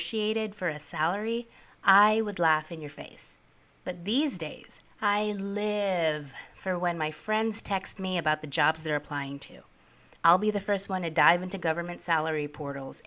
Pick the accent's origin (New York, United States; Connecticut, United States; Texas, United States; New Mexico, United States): New York, United States; New York City; also born or lived in Philippines; I am an immigrant. I grew up in New York City